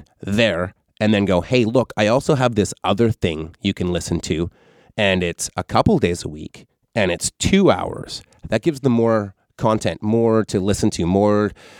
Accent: Canada; I'm Canadian, just like Pam Anderson.

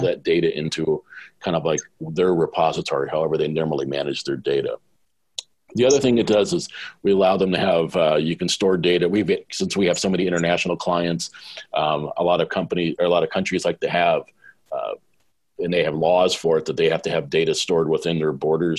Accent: Southern California, United States; moved away as an adult; also born or lived in Sydney, Australia; I was a guy from Southern California

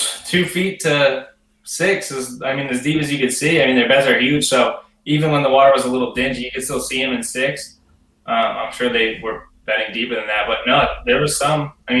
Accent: Connecticut, United States; I'm from Connecticut.

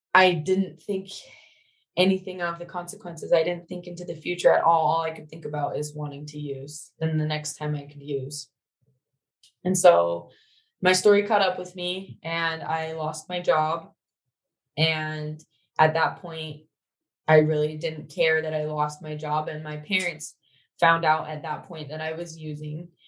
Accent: Syracuse, Utah, United States; also born or lived in Logan, Utah; I grew up in Syracuse, so I'm not too far from where I am now

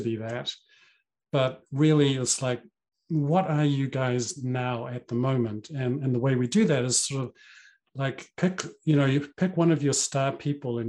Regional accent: New Zealand; I grew up in New Zealand

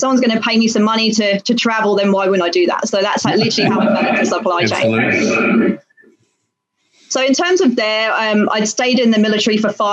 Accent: United Kingdom; moved away as an adult; now in Singapore; I'm British born, went to university in the UK

